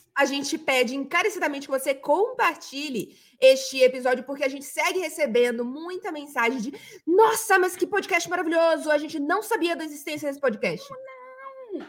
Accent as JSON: {"language": "Portuguese", "region": "Bahia", "country": "Brazil", "also_born_or_lived": "Rio de Janeiro", "moved": "yes", "said": "eu me identifiquei cada vez mais com Bahia quando eu saí da Bahia, justamente porque eu precisava dessa conexão"}